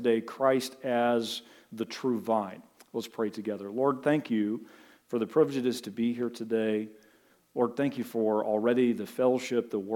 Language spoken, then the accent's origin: English; Butler, United States; I can think back to my formative years growing up in Butler, the big sprawling metropolis of Butler